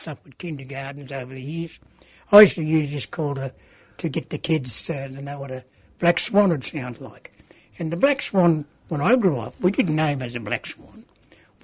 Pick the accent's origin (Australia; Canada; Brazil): Australia; Orbost, Victoria; also born or lived in Melbourne, Australia; I grew up in Orbost, a place called Numerella.